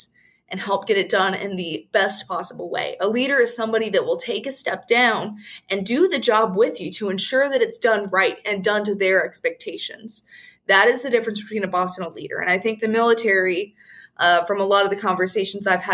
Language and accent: English; United States; us as American people